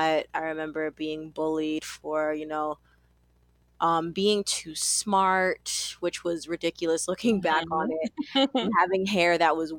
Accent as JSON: {"language": "English", "town": "New York City", "region": "New York", "country": "United States", "tie": "born or raised there", "said": "I am from Brooklyn, New York"}